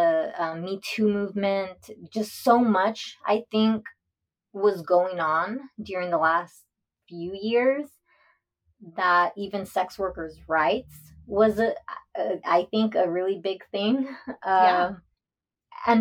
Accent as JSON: {"language": "English", "region": "Texas", "country": "United States", "tie": "born or raised there", "said": "I'm from Texas. And so here, especially growing up around a small town"}